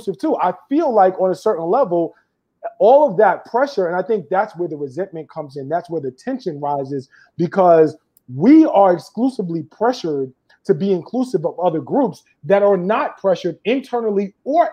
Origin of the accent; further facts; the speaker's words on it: United States; as an American-born Black person